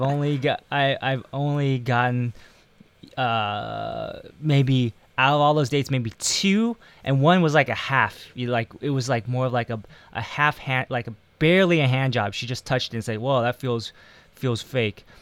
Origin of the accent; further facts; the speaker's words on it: United States; also born or lived in Taiwan; being American or being Asian American